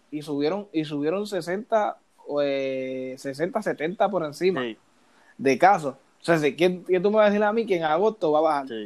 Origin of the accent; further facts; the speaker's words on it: Loíza, Puerto Rico; ah, yo soy de Loiza